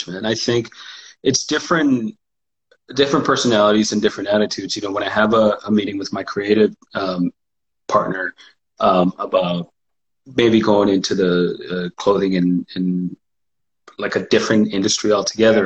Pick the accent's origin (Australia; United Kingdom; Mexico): Mexico; now in Pacific Northwest, United States; spending that time in Mexico, from growing up in Mexico